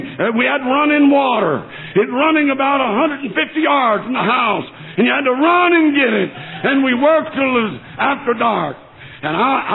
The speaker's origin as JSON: {"language": "English", "region": "North Alabama", "country": "United States", "tie": "born or raised there", "also_born_or_lived": "New Orleans, Louisiana / Tennessee / Ohio", "moved": "as an adult", "lives_now": "Michigan, United States", "said": "I was raised on a little farm down North Alabama. I was born in New Orleans, Louisiana, and I was raised in Alabama."}